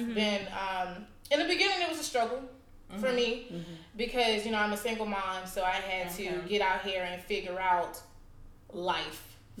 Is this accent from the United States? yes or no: yes; South Carolina, United States; also born or lived in Dallas, Texas; now in Los Angeles, United States; So understand, I grew up in a really small town in South Carolina, right? 1,500 people.